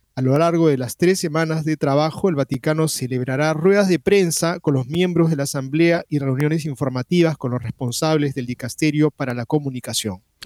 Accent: Peru; aquí en el Perú

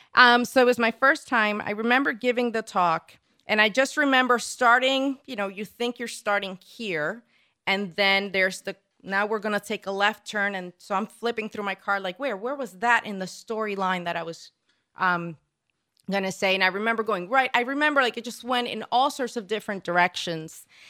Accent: Puerto Rico; now in United States; I'm originally from Puerto Rico

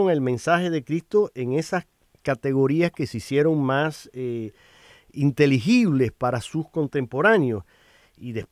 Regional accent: Cuba; now in United States; ahora tú y yo somos inmigrantes y vivimos aquí en Estados Unidos y tú vienes de Colombia, yo vengo de Cuba

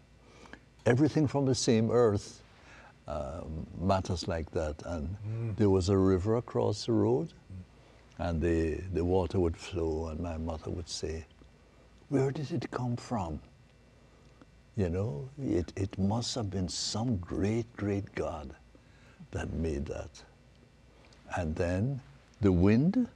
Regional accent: Jamaica; And then we grew up in Jamaica

